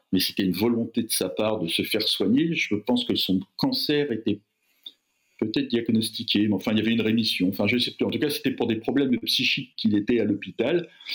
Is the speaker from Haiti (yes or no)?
no; Fontenay-sous-Bois, Île-de-France, France; la ZUP de mon enfance à Fontenay-sous-Bois